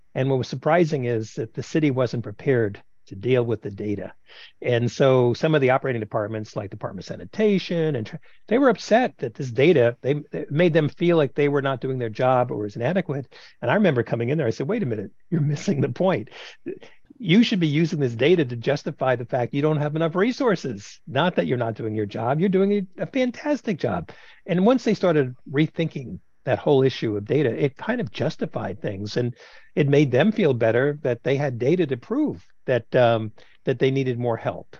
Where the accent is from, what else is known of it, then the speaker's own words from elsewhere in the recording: New York City, New York, United States; moved away; I'm a New Yorker